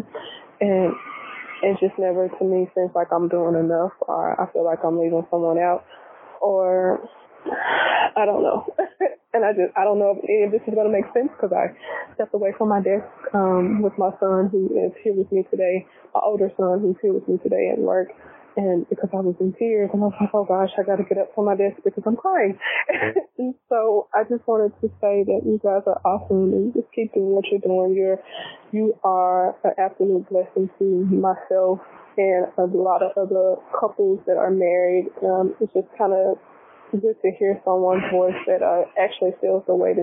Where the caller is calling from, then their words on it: Little Rock, Arkansas, United States; I am calling from Little Rock, Arkansas